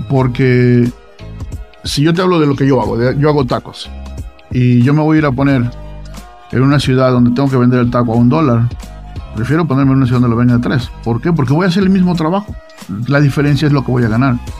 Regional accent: Veracruz, Mexico; now in Utah, United States; yo soy de Veracruz

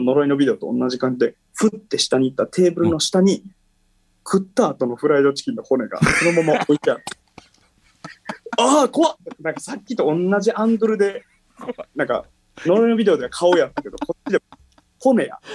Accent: Sakai, Osaka, Japan; 地元の堺市

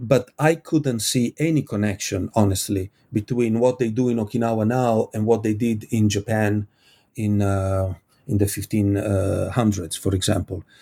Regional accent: Italy; I come from Italy.

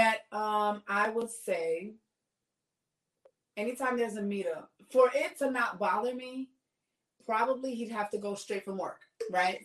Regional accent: New York City, New York, United States; I'm from the Bronx.

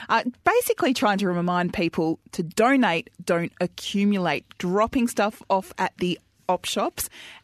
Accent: Adelaide, South Australia, Australia; I always say it wrong. I'm from Adelaide.

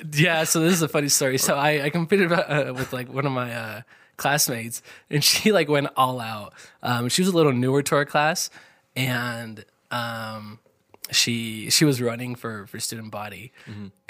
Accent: Dubois, Idaho, United States; moved away as an adult; now in Idaho Falls, United States; my hometown, I'm actually from Du Bois

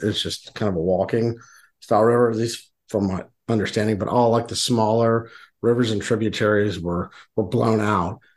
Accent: Houston, Texas, United States; now in Western Pennsylvania, United States; I'm not originally from here. I'm from Houston, Texas, very flat

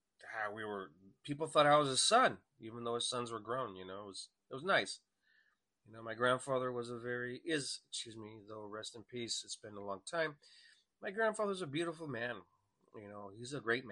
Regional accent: El Paso, Texas, United States; I was born in El Paso, Texas

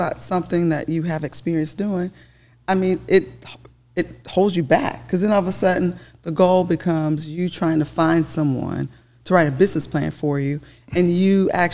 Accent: Charlotte, North Carolina, United States; I am from Charlotte, North Carolina, born and raised. I still live in the Charlotte, North Carolina area

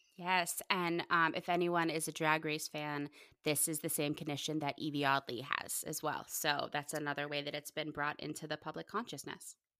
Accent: Pittsburgh, Pennsylvania, United States; moved away; I'm originally from Pittsburgh

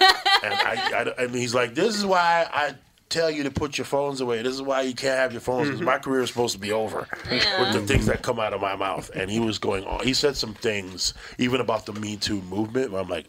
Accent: Toronto, Ontario, Canada; He goes, where you from? I go, I'm from Toronto.

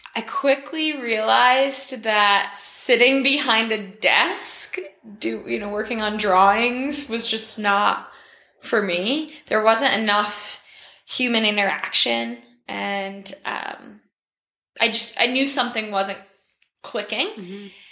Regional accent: Lake Placid, New York, United States; I grew up in Lake Placid, near Lake Placid, so around the Ironman culture.

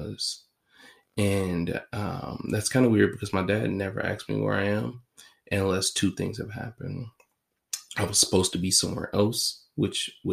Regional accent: United States; I'm an American

